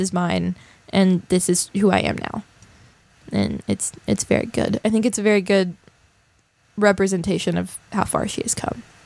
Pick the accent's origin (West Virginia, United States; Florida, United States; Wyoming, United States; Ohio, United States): West Virginia, United States; people like us that come from somewhere like West Virginia